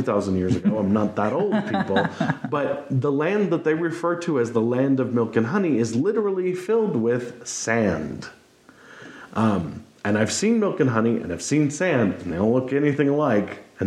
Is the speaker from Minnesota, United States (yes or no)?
no; Montana, United States; but I was raised in Montana